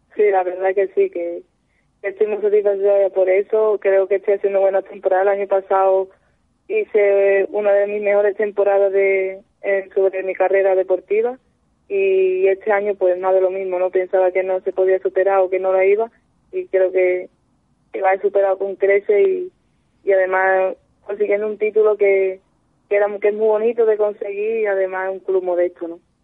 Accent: Seville, Andalusia, Spain; yo soy de Sevilla

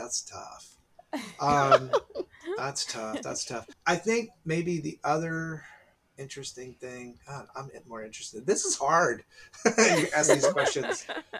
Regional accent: Dallas, Texas, United States; I'm from Dallas, so I was there.

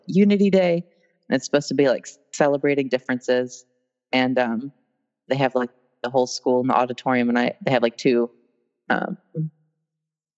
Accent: Westminster, Maryland, United States; I'm from Westminster, Maryland. It's like probably like 45 minutes outside of Baltimore.

